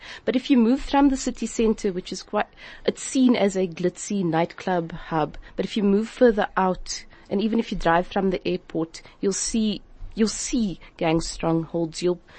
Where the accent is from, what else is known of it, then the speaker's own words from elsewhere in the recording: Cape Town, Western Cape, South Africa; I've been very lucky to live in areas in Cape Town that have sort of been in between other areas, pockets of gang strongholds.